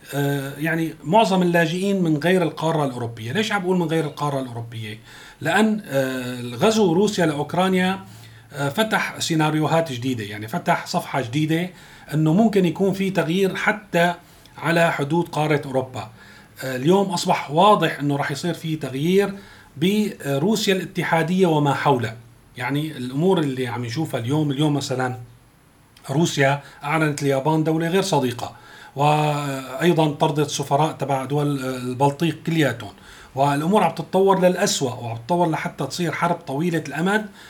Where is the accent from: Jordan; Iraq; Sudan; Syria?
Syria; عندنا بسوريا